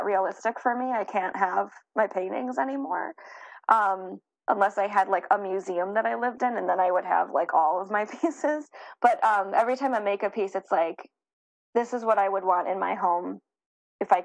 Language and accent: English; Chicago, Illinois, United States; I'm from Chicago